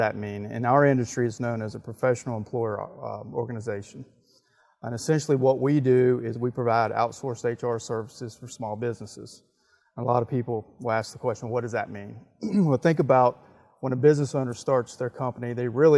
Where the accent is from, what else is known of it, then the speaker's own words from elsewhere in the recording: Wake Forest, North Carolina, United States; also born or lived in Charlotte, North Carolina; I grew up in Wake Forest.